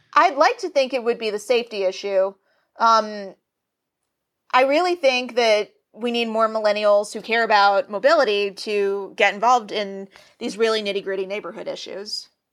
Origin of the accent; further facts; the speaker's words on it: Nashville, Tennessee, United States; now in Los Angeles, United States; as a Southerner, I'm originally from Nashville, Tennessee.